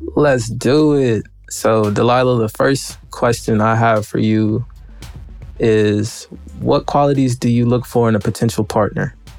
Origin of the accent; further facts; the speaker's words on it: Memphis, Tennessee, United States; moved away; I'm originally from Memphis, Tennessee